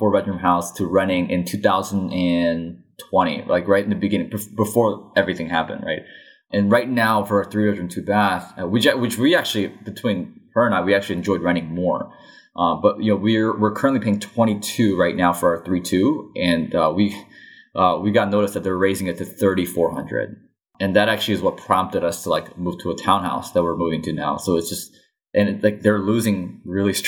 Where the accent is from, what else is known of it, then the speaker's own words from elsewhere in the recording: Illinois, United States; my home state of Illinois